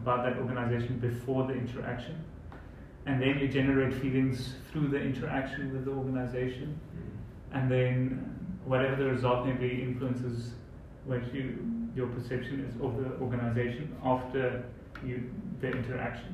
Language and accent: English; South Africa; how we would do it in South Africa